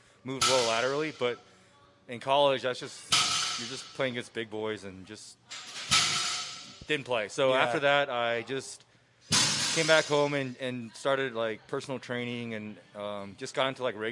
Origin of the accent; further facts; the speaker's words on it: San Diego, California, United States; also born or lived in Taiwan; I moved to San Diego when I was 5